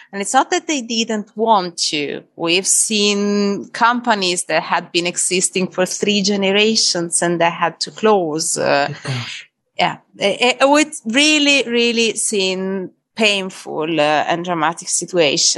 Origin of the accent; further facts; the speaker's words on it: Tuscany, Italy; English is a second language; moved away as an adult; now in London, United Kingdom; You can understand I'm from Italy, surely. And well, it's a very beautiful place where I was from. We used to be living on the seaside in Tuscany